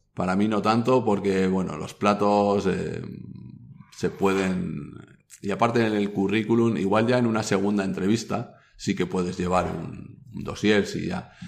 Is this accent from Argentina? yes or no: no; Basque Country, Spain; soy vasco